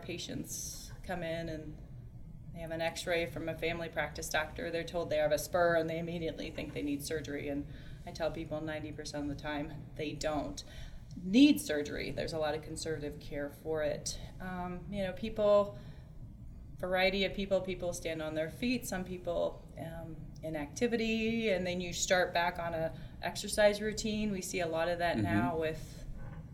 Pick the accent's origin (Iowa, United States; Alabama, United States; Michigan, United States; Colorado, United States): Iowa, United States; Des Moines; I grew up in the Des Moines metro area.